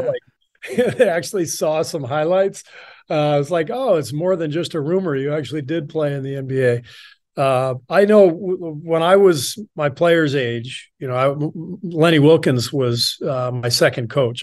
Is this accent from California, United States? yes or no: yes; Los Angeles, California, United States; also born or lived in Beirut, Lebanon / Cairo, Egypt / France; we moved to L A when I was pretty young, like two years old, 'cause my dad took a job at U C L A as a professor. So most of my childhood was spent in L